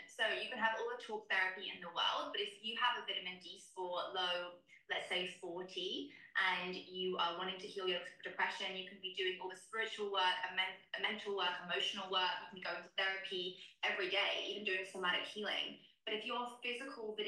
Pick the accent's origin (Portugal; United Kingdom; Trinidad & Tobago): United Kingdom; now in Miami, United States; I am a British naturopath and nutritional therapist. I'm currently living in Miami